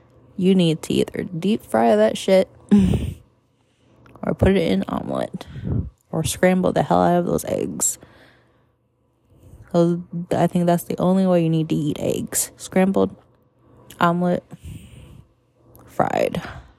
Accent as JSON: {"language": "English", "country": "Puerto Rico", "said": "Black. I'm Puerto Rican. Black and Puerto Rican."}